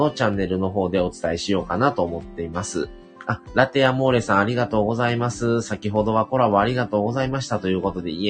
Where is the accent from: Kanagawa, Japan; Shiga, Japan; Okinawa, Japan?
Shiga, Japan; born there; …はですね、生まれではない、生まれは隣の滋賀県生まれなんですけども